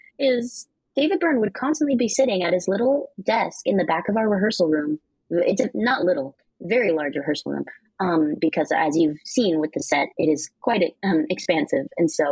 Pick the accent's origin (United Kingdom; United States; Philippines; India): Philippines; as a Filipino person, my own knowledge of even Imelda Marcos and Ferdinand Marcos was limited.